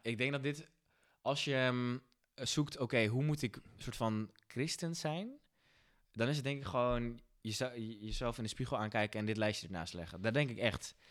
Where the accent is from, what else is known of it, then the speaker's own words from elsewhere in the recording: Netherlands; als Nederlanders